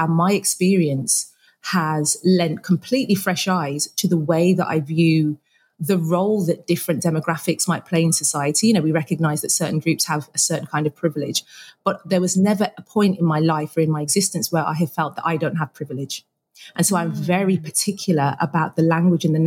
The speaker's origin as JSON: {"language": "English", "town": "Birmingham", "region": "West Midlands", "country": "United Kingdom", "said": "I am a Brummie"}